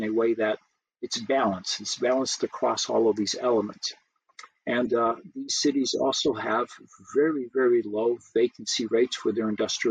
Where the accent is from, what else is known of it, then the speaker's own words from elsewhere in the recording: Brazil; now in United States; I was born here, but I grew up in Brazil.